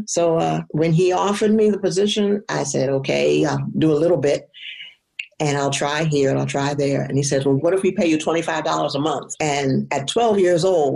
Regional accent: Baltimore, Maryland, United States; also born or lived in Annapolis, Maryland; I am originally from Baltimore, Maryland. Well, I was born in Annapolis, but raised in Baltimore

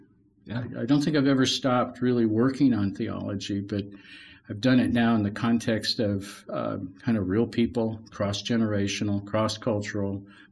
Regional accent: Western New York, United States; I grew up in Western New York in a family that was solidly Christian, came to Christ at a very young age.

